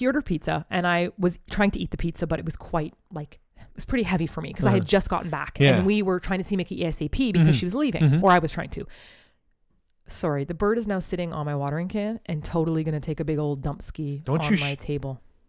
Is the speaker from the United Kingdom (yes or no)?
no; Toronto, Ontario, Canada; born or raised there; moved away as an adult; also born or lived in Korea; now in Japan